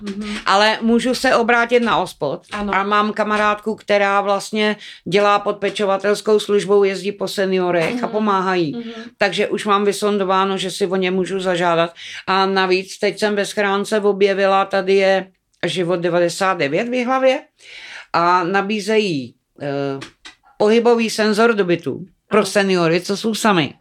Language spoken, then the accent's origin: Czech; Czechia; also born or lived in Karviná / Dačice; já jsem vyrůstala na vsi, měla jsem na starosti brášku, to bylo moje první dítě. Mm. Bráchovi bylo Půl roku mě devět a půl, když jsme se přistěhovali z Karviné